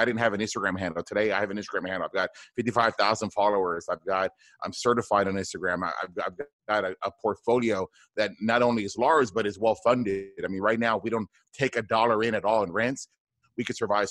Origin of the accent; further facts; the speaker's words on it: South Texas, United States; I grew up in South Texas, a border town, about maybe 20 minutes from the border between the United States and Mexico.